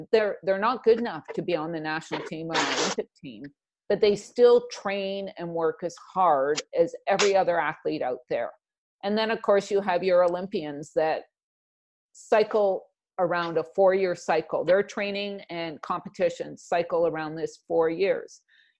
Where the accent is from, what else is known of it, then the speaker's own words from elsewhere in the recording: Canada; being Canadian